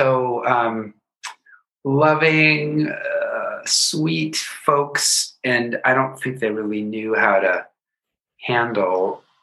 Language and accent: English; Seattle, Washington, United States; moved away; I'm from Seattle, born and raised, born in 1968